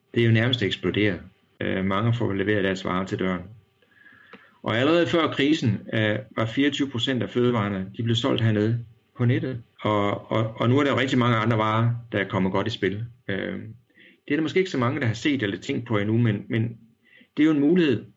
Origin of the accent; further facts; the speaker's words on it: Denmark; moved away as an adult; now in South Korea; hjemme i Danmark